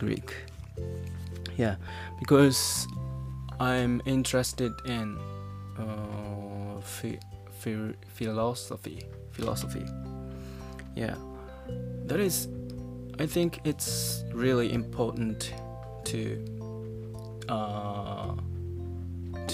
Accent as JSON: {"language": "English", "country": "Japan", "first_language": "Japanese", "second_language": "English", "said": "my language, Japanese"}